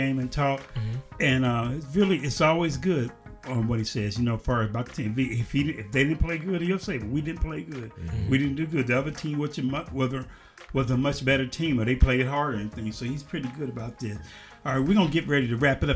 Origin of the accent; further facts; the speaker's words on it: Chicago, Illinois, United States; moved away; I grew up in Chicago